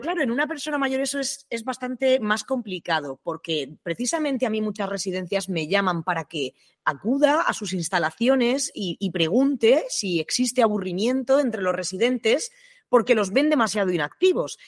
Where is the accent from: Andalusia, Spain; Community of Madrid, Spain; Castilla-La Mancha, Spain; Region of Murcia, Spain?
Region of Murcia, Spain; en mi tierra, en Murcia